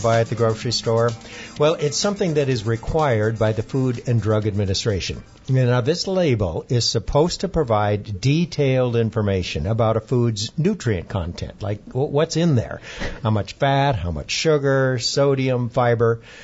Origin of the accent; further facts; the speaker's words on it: Iowa, United States; moved away; traditional grains like wheat, corn, and rice that we grew up on back in Iowa